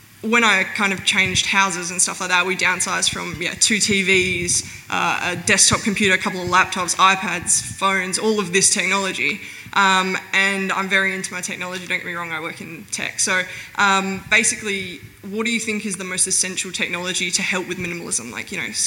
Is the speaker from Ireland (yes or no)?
no; Perth, Western Australia, Australia; I'm from Perth, from north of the river